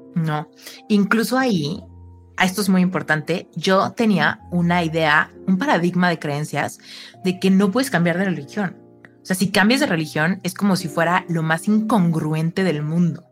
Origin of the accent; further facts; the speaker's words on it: Mexico; Soy mexicana